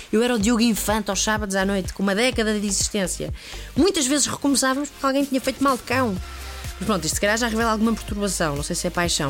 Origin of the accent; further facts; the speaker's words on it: Estoril, Lisbon, Portugal; pela forma de falar que se, se percebe que eu sou da Betoland e a Montestoril